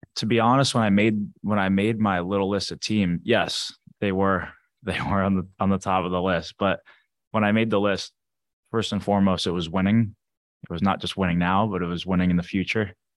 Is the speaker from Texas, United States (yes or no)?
no; St. Louis, Missouri, United States; moved away; also born or lived in Arizona; I was born in Arizona. I grew up in Saint Louis